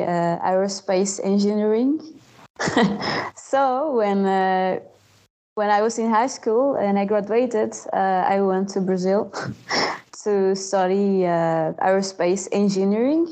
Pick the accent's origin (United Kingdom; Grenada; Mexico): Mexico; moved away as an adult; now in Montreal, Canada; I grew up in Mexico